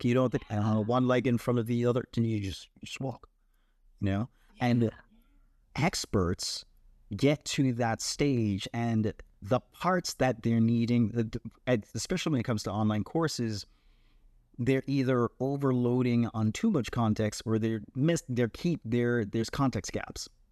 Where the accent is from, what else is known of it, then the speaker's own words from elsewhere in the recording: Jamaica; I am born and raised in Jamaica